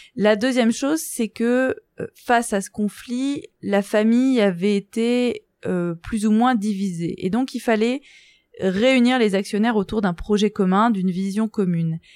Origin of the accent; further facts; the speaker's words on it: Guérande, Brittany, France; moved away as an adult; now in Lille, France; Je suis originaire de, de Bretagne, plus précisément de, de Guérande